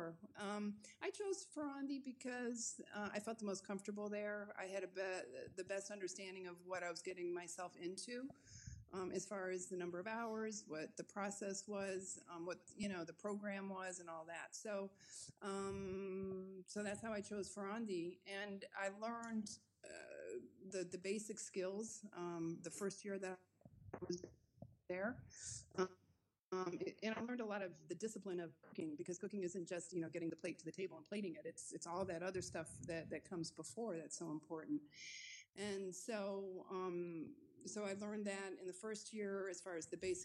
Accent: Chicago, Illinois, United States; moved away as an adult; now in France; I grew up in the Chicago area, the northwest suburbs

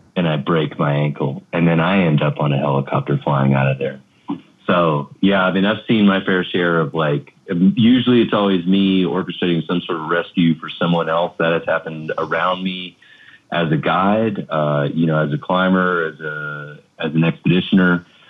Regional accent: United States; as an American

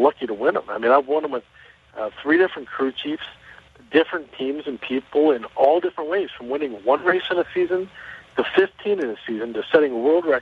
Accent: Chicago, Illinois, United States; I'm from Chicago

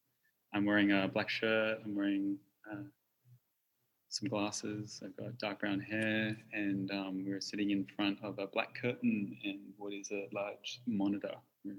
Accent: Sydney, New South Wales, Australia; I want to also extend my acknowledgements to where I'm from. I grew up on Gadigal country

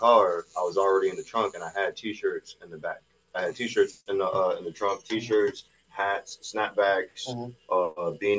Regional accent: New Haven, Connecticut, United States; I am originally from New Haven, Connecticut. For people that go with the subsections, I'm from Neville, Dixwell area. But I've lived in a couple different spots around New Haven.

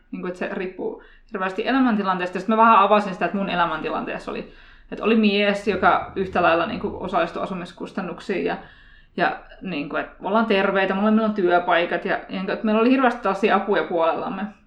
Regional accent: Turku, Southwest Finland, Finland; now in Helsinki, Finland; Mun mies on Siilijärveltä ja mä oon Turusta

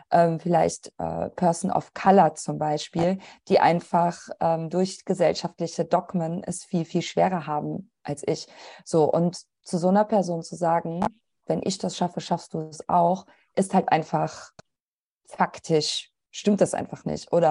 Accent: Italy; now in Germany; Also ich bin halt einfach eine weiße deutsche Kartoffel. Gut, ich bin Italienerin

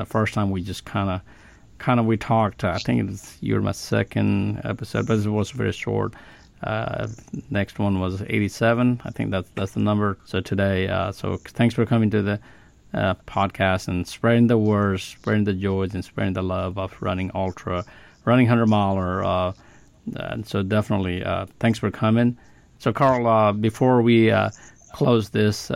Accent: Nepal; now in Alabama, United States; I come from Nepal.

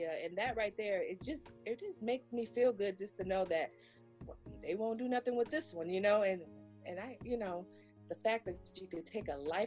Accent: Gary, Indiana, United States; now in South Bend, United States; I'm normally from Gary, Indiana

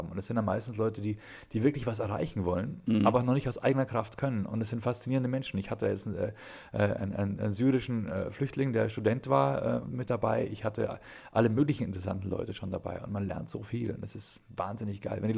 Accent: Ingolstadt, Bavaria, Germany; Meine Heimatstadt ist ja Ingolstadt und da passiert irgendwie auch nichts comedymäßig ist natürlich in Bayern

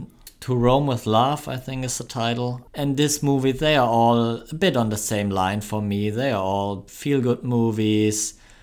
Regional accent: Germany; accent: German; My German accent, yeah.

